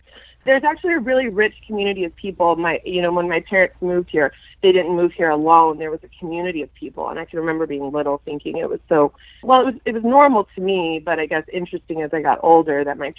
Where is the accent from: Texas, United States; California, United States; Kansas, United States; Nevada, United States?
Texas, United States; Houston; also born or lived in Connecticut; now in Austin, United States; I'm first and second generation Polish. My dad was from Warsaw, and my mom's parents are also from Poland. So I grew up in Houston, Texas. We moved here when I was like one.